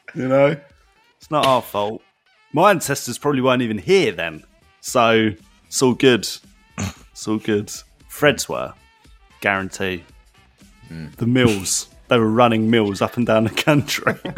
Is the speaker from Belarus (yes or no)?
no; United Kingdom; I'm a Brit